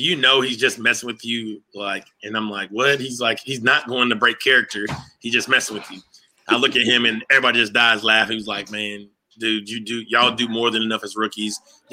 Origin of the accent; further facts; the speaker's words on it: Arkansas, United States; we're both from Arkansas